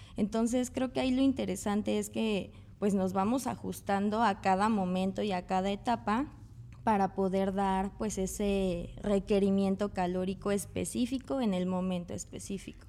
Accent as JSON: {"language": "Spanish", "country": "Mexico", "said": "como mexicanos"}